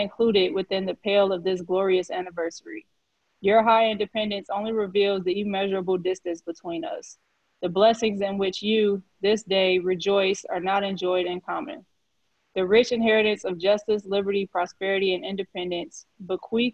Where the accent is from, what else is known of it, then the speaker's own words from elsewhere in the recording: Midwest, United States; I'm from the Midwest